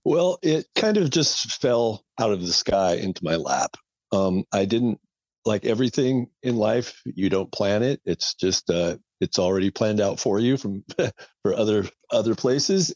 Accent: Portland, Oregon, United States; I've been here all my life

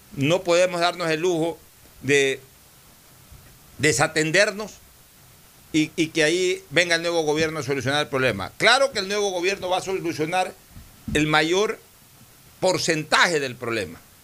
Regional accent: Ecuador; como ecuatoriano

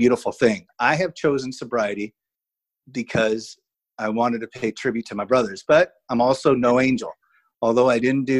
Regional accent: Chula Vista, California, United States; growing up in Chula Vista, California

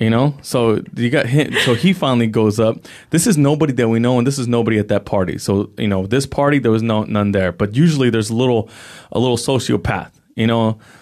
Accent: San Jose, California, United States; I grew up in the Eastside San Jose

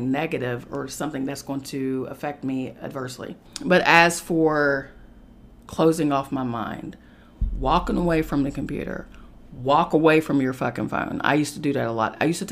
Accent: West Virginia, United States; moved away as an adult; now in New York City, United States; I had to get out of the comfort of my home state of West Virginia. And I had to move to an uncomfortable situation in New York City

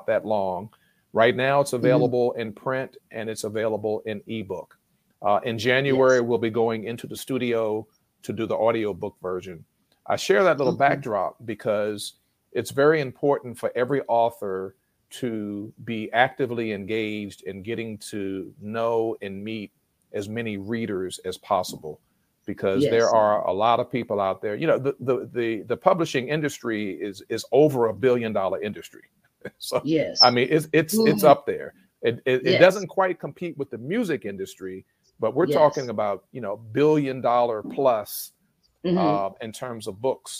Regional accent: Richmond, Virginia, United States; my hometown of Richmond, Virginia

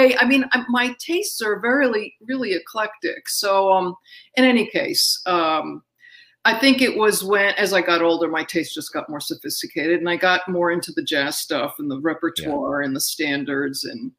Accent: Astoria, New York, United States; I did. Astoria, Queens. Yeah.

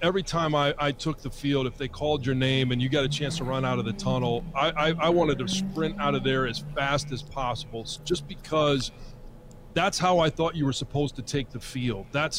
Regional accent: Michigan, United States; This is my home state. That's why I went to Michigan. This is my hometown.

